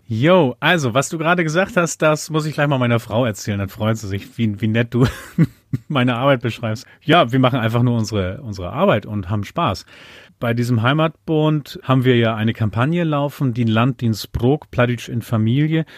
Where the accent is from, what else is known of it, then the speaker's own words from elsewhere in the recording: Uelzen district, Lüneburg Heath, Lower Saxony, Germany; first language German; also born or lived in Buxtehude; now in Schleswig-Holstein, Germany; ich bin alter Niedersachse. Es gibt die Stadt Buxtehude, da bin ich geboren. Und dann, weil meine Eltern dann einen Hof gekauft haben in der Lüneburger Heide, mit einem Jahr schon umgezogen in den Landkreis Uelzen in Niedersachsen, Lüneburger Heide, Ostheide. Und da bin ich schon aufgewachsen.